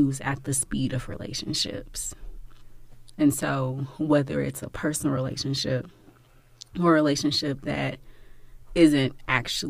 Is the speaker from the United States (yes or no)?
yes; Houston, Texas, United States; I'm from Houston